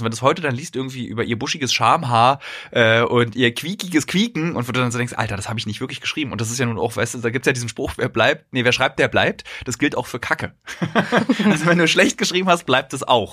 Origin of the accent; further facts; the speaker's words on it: Berlin, Germany; als Berliner